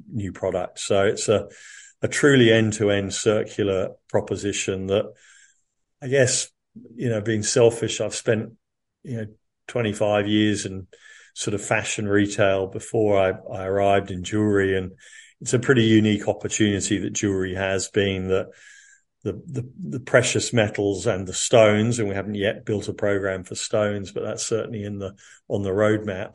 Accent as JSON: {"language": "English", "country": "United Kingdom", "moved": "as an adult", "lives_now": "Australia", "said": "I'm obviously not originally Australian, I'm originally a Brit"}